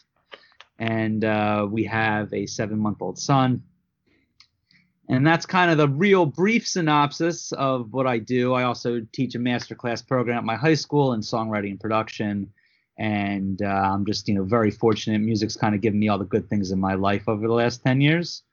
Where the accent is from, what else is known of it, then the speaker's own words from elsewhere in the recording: Philadelphia, Pennsylvania, United States; I'm from Philadelphia.